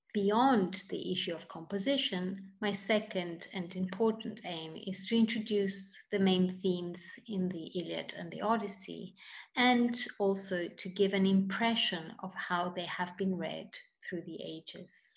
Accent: Italy; moved away as an adult; also born or lived in United Kingdom; now in United States; I'm originally from Italy

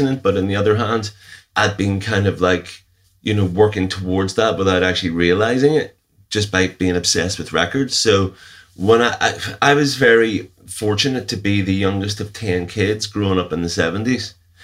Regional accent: Northern Ireland, United Kingdom; growing up in the Troubles, I was actually spending a lot of time watching films. A lot of time you just weren't allowed out

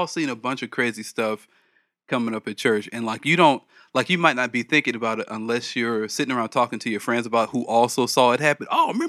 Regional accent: Los Angeles, California, United States; I grew up in South Central

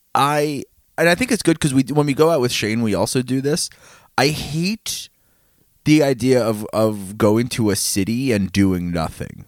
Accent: New York, United States; we're from New York.

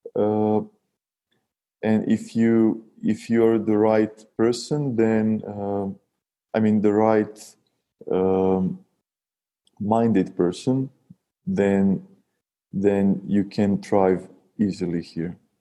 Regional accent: Serbia; we, we're from Serbia, a small and, and still poor country

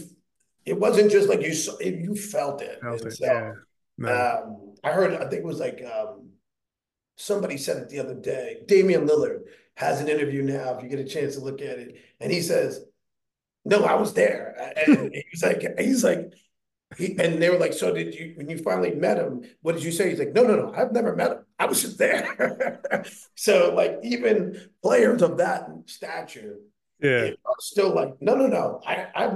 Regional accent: Hillside, New Jersey, United States; it's in New Jersey, but we grew up on Hillside

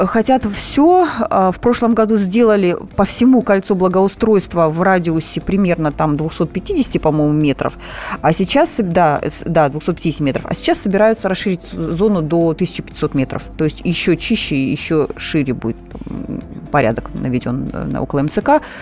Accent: Moscow, Russia; мы все ходим, москвичи, по улицам

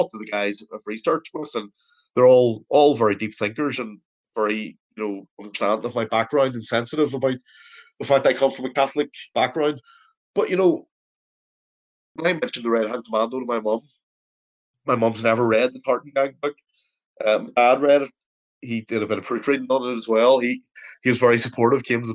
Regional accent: Belfast, Northern Ireland, United Kingdom; I grew up in the Cliftonville Road for a number of years

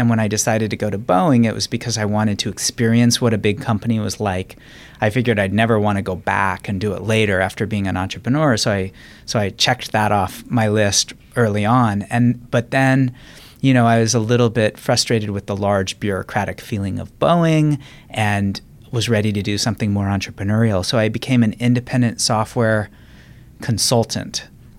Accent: Reno, Nevada, United States; also born or lived in Washington, D.C.; So I grew up, moved around a bit, but Washington, D.C. for my early childhood through age 10 and then Reno, Nevada, age 11 through high school.

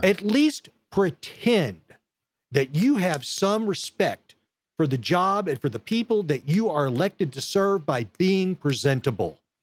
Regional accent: Texas, United States; I'm a guy from Texas

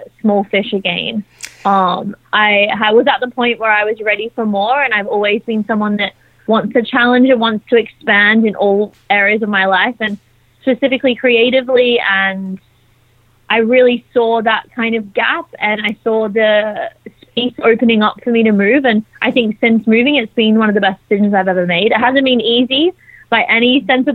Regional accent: Australia; moved away as an adult; now in London, United Kingdom; So I grew up in Australia. I moved to London just over a year ago on a visa

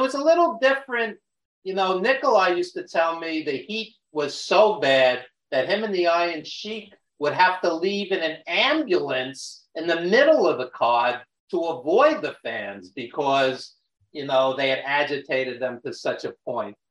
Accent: New York City, New York, United States; accent: Brooklyn; you can tell by my Brooklyn accent that, yes, I am a New Yorker

